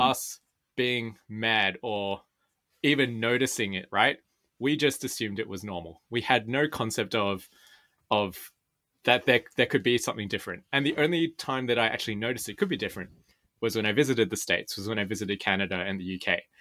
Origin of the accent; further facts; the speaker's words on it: Sydney, New South Wales, Australia; I was born and raised here in Sydney